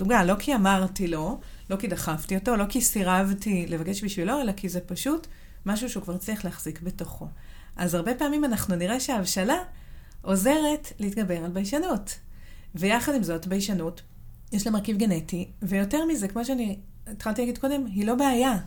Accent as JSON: {"language": "Hebrew", "region": "Southern District", "country": "Israel", "tie": "born or raised there", "said": "אני גדלתי בדרום, וסבא וסבתא שלי גרו בחיפה"}